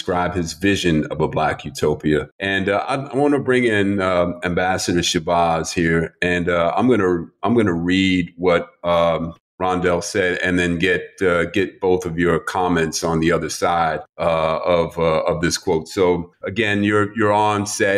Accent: New York City, New York, United States; I grew up in Manhattan in New York City

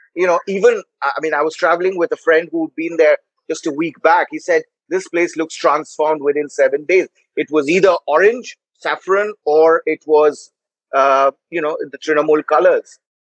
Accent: West Bengal, India; now in Mumbai, India; I grew up in the Bengal of three decades of left rule.

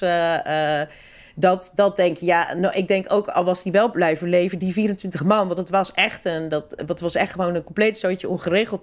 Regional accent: Rotterdam, South Holland, Netherlands; ik kom uit Rotterdam. Ik ben opgegroeid in Rotterdam.

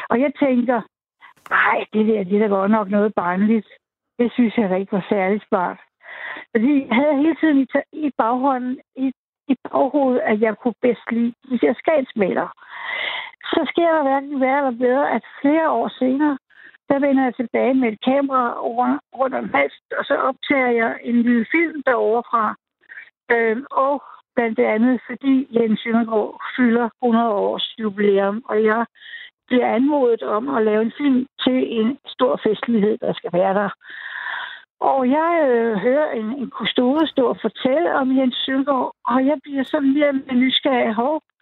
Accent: North Zealand, Capital Region of Denmark, Denmark; also born or lived in Copenhagen / West Jutland; jeg var fra København, men de, jeg var fra Nordsjælland.

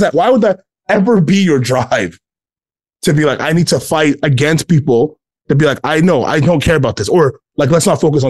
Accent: Ghana; And I'm from Ghana, and I grew up in a Black church, and those things are, this is like, I know who I am.

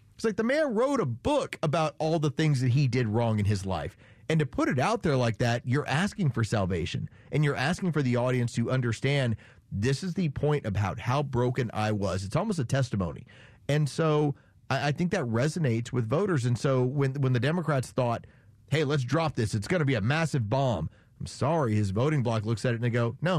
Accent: San Antonio, Texas, United States; I grew up as a Cowboy fan. I grew up in San Antonio, Texas.

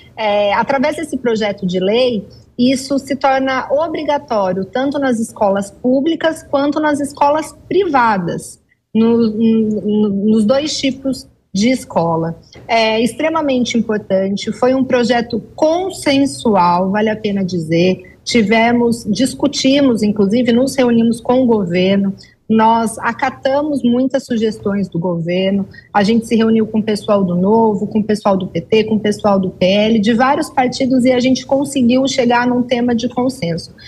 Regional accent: Tangará da Serra, Mato Grosso, Brazil; Estou aqui em Tangará da Serra, interior de Mato Grosso, e vim passar o feriado aqui na minha terrinha.

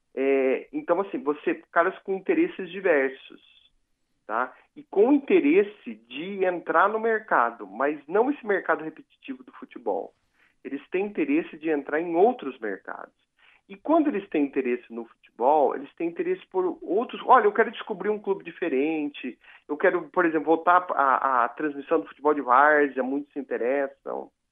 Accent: Piraju, São Paulo, Brazil; eu sou de Piraju, no interior

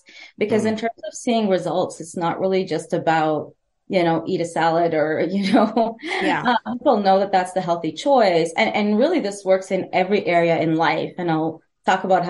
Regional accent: Edmonton, Alberta, Canada; I'm from Edmonton, Alberta

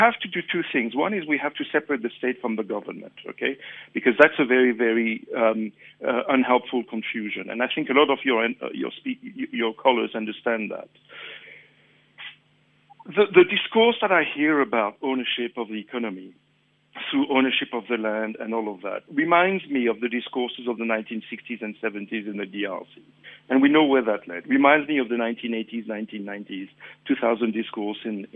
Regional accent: Mauritius; now in South Africa; I'm from Mauritius.

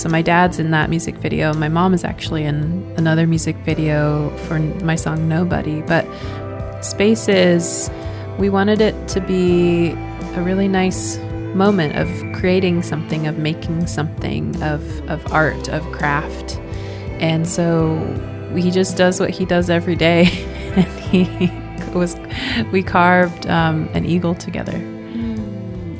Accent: Swinomish Indian Tribal Community, Washington, United States; also born or lived in Portland, Oregon; I grew up in Swinomish and when it was time to go to college, I went to college in Portland and then I just stayed there.

